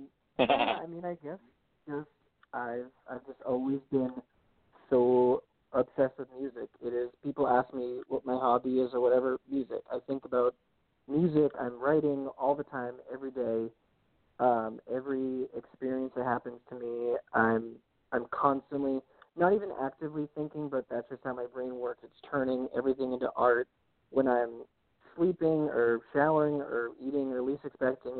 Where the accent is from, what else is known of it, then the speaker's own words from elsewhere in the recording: Lexington, Massachusetts, United States; I am. Yeah. Yeah. Born and raised.